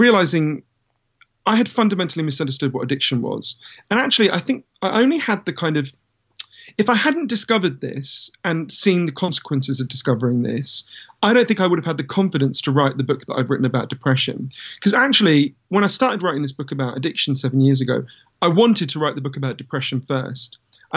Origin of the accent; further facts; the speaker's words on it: London, United Kingdom; I grew up in London